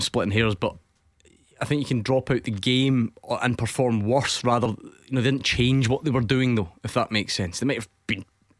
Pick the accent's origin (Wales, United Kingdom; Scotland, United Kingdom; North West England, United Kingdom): Scotland, United Kingdom; as a Scottish football fans